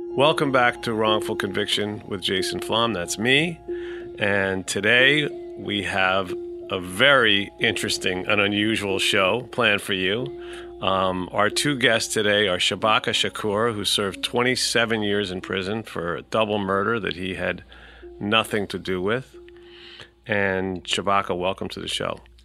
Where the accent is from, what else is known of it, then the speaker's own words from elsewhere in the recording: New York City, New York, United States; I'm a New Yorker, born and bred